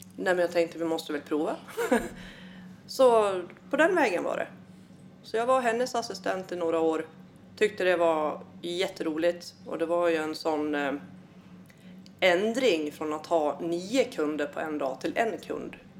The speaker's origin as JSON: {"language": "Swedish", "town": "Malung", "region": "Dalarna County", "country": "Sweden", "tie": "born or raised there", "also_born_or_lived": "Uppsala / Svärdsjö", "moved": "yes", "lives_now": "Falun, Sweden", "said": "uppvuxen i Malung"}